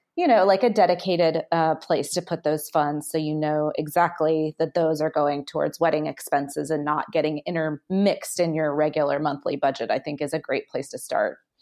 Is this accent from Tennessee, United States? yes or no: yes; Nashville, Tennessee, United States; I grew up in Nashville, Tennessee